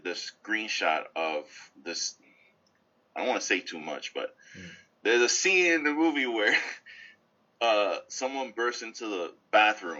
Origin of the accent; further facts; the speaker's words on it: New York City, New York, United States; I grew up in the Bronx.